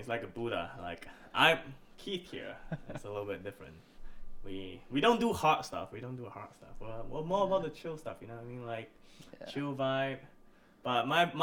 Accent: Malaysia; accent: Malaysian; moved away; we're two Malaysians from Malaysia.

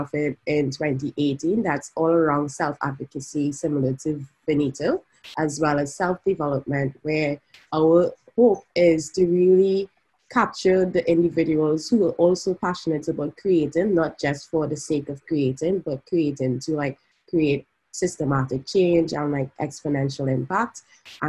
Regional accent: Trinidad & Tobago; moved away as an adult; now in San Francisco, United States; I'm from Trinidad and Tobago, and now I'm based in San Francisco

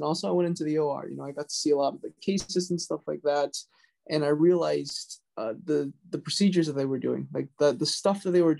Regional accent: Jupiter, Florida, United States; also born or lived in Durham, North Carolina; now in New York, United States; I'm from Jupiter, Florida originally

